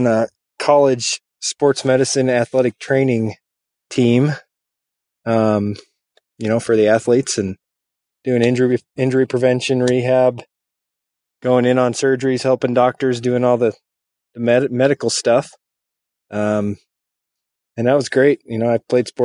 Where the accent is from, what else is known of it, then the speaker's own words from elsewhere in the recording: Montana, United States; also born or lived in Jamestown, North Dakota / Billings, Montana; I was born in Montana. Grew up here through my early childhood, probably until I was 12, and then I moved to Central North Dakota, Jamestown, cool little town.